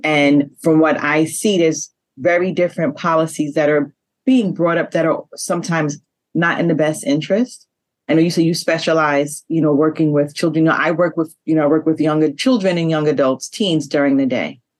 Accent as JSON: {"language": "English", "town": "New York City", "region": "New York", "country": "United States", "said": "We are from Queens, New York"}